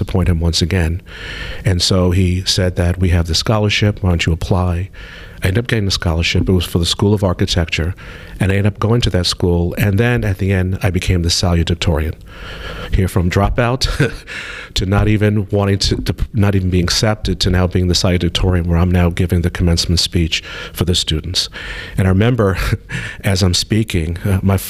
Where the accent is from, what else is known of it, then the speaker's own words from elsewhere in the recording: New York City, New York, United States; I grew up in New York City. In Brooklyn in particular, a very dense city.